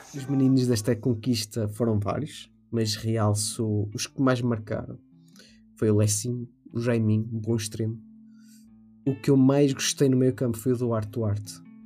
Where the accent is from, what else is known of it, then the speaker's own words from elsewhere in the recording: Oliveira de Azeméis, Aveiro District, Portugal; o clube da minha terrinha